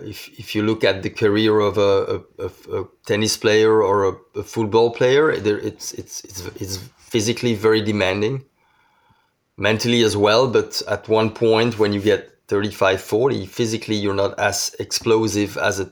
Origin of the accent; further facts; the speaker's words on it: Belgium; I'm from Belgium